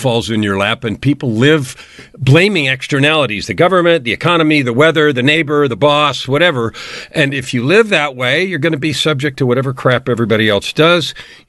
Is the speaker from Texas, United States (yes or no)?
no; San Francisco, California, United States; Well, I grew up in born in San Francisco, raised in what looked like a traditional two-family home.